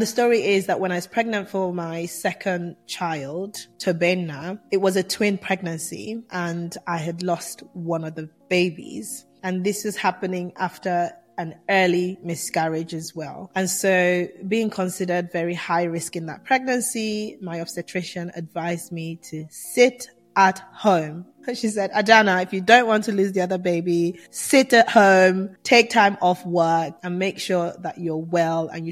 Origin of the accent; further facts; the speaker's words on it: Nigeria; moved away; also born or lived in England; I'm Nigerian born, Nigerian raised, well, half Nigerian raised, half England raised, and I went through all of my teenage years in Nigeria